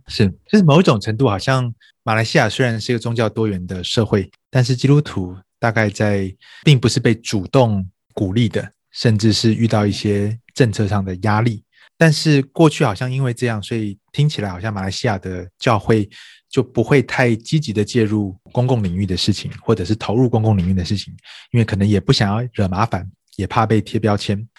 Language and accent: Chinese; Taiwan; also born or lived in United States; 像在台湾，啊， 我在这边出生长大， 那我爷爷奶奶、外公外婆，他们都是从中国大陆四九年的时候这个跟着军队撤退到台湾的